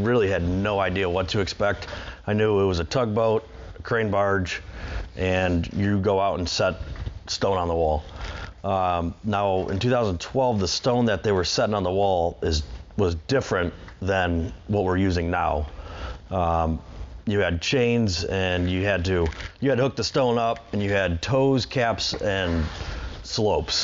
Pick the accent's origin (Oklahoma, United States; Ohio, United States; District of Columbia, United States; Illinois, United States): Ohio, United States; Bay Village; I was born and raised in Bay Village, Ohio, so always been in Cleveland.